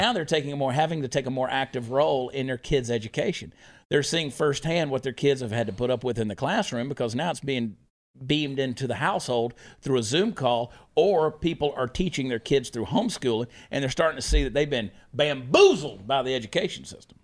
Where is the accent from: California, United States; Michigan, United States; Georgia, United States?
Georgia, United States; Augusta; moved away; my hometown of Augusta, Georgia